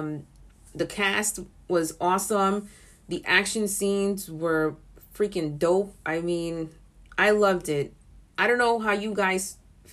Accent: New York City, New York, United States; I'm born and raised in the Bronx, still in the Bronx

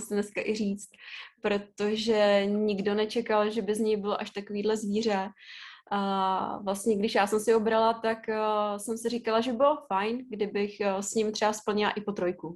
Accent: Ústí nad Labem, Ústí nad Labem Region, Czechia; jak jsem původem jako z Ústí nad Labem a v té době jsem i bydla v Ústí

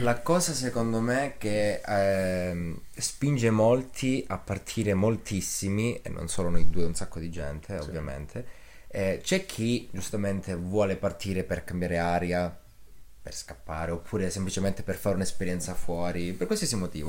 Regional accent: Locri, Calabria, Italy; la città di Locri perché sono di Locri

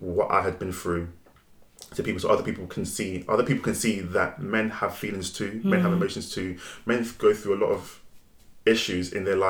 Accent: Nigeria; I'm quick with my tongue, very witty, especially the fact that I'm Nigerian as well. Our tongue is very sharp.

